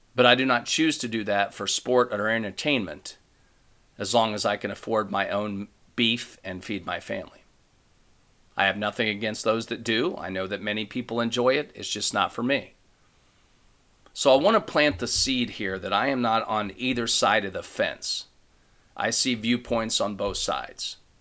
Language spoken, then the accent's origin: English; Ohio, United States; I'm from Ohio.